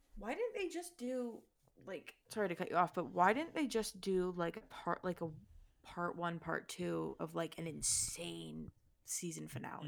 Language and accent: English; Toronto, Ontario, Canada; I'm from Toronto